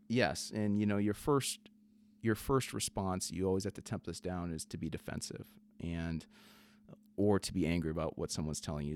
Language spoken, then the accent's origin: English; South Dakota, United States; my upbringing growing up in South Dakota